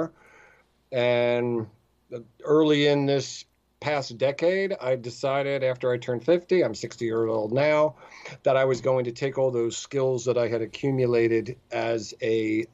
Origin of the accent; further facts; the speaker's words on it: New Jersey, United States; I grew up in New Jersey